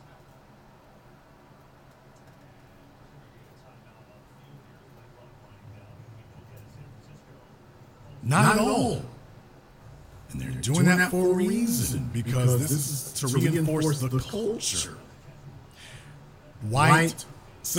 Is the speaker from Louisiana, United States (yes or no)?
yes; Louisiana, United States; I'm from Louisiana, but when I say I'm a Southerner